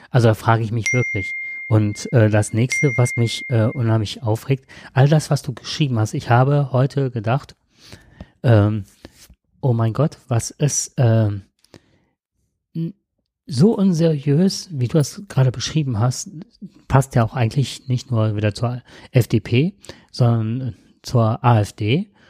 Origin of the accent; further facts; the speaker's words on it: Nettetal, North Rhine-Westphalia, Germany; ich komme aus Nettetal, das ist jetzt nicht so weit weg, da sind so viele Moore trockengelegt worden.